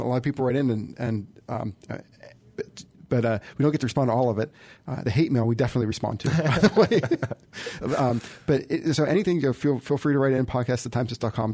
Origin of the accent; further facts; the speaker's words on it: United States; I'm an American